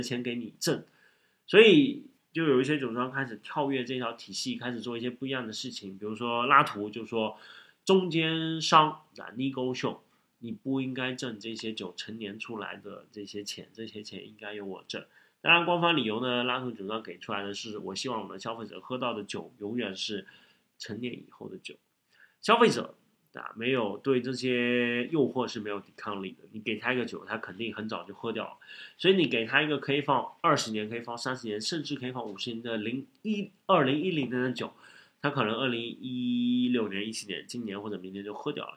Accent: Shanghai, China; 作为一个上海人

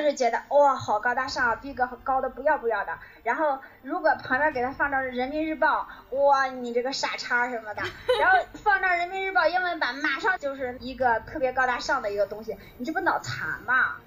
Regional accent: China; 我作为一个中国人

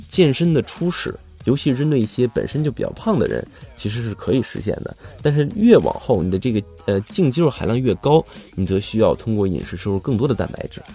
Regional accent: China; 以我们中国人自己的生活习惯而言

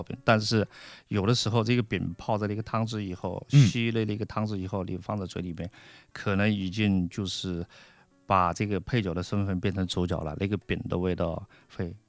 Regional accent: Jiangsu, China; 就是更符合我们江苏人的这种口味和浙江人的口味

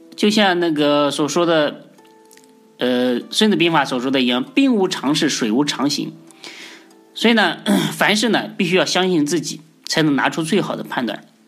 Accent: China; 我们中国人

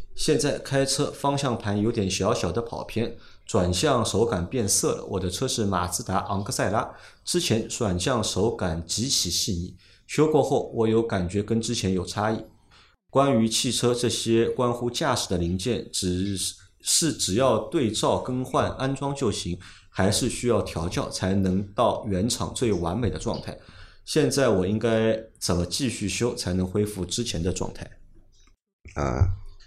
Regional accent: Shanghai, China; accent: Shanghainese; 我们上海话说

